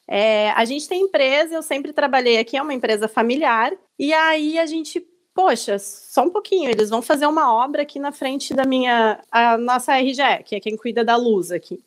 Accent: Glorinha, Rio Grande do Sul, Brazil; eu sou gaúcha, sou de uma cidade do interior aqui do Rio Grande do Sul, de 7 mil habitantes, que é Glorinha.

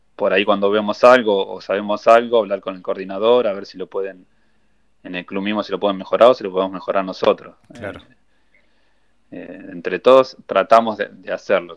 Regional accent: Buenos Aires, Argentina; nosotros siempre fuimos rotando por todo, por Buenos Aires a entrenar cuando éramos chicos

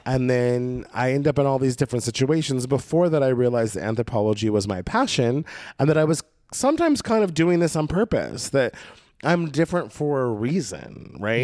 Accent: Oregon, United States; moved away as an adult; now in Los Angeles, United States; my experience in Oregon State growing up on the coast

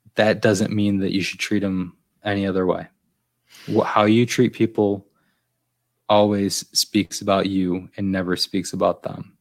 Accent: Finger Lakes, New York, United States; now in New York City, United States; I'm from the Finger Lakes

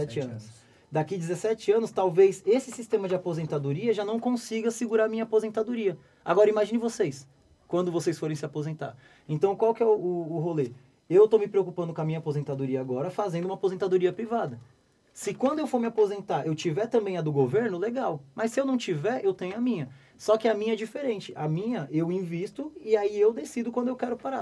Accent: Brazil

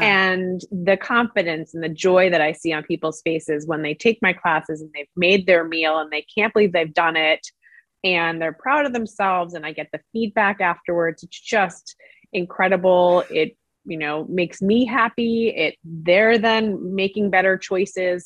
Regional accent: New York City, New York, United States; I grew up in Brooklyn, New York

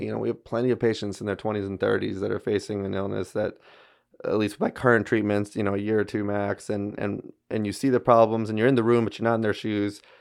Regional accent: Baton Rouge, Louisiana, United States; also born or lived in Shreveport; came back down to my hometown in Baton Rouge, uh, where I grew up and went to L S U

